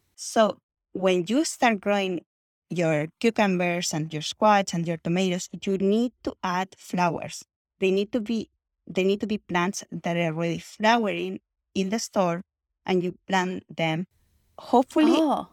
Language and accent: English; Chile; moved away as an adult; now in Houston, United States; I grew up in Chile